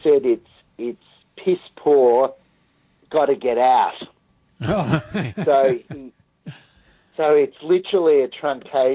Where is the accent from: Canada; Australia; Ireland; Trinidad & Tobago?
Australia; as an Australian